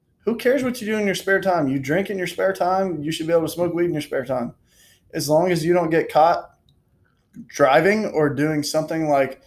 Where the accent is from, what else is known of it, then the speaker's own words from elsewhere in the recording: United States; I'm American as heck